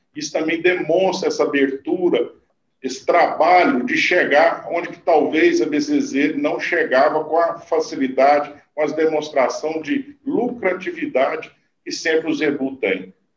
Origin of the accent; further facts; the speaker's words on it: Conquista, Minas Gerais, Brazil; also born or lived in Uberaba / Mato Grosso; eu nasci em Uberaba, né? Fui criado em Conquista, que é a 50 quilômetros de Uberaba.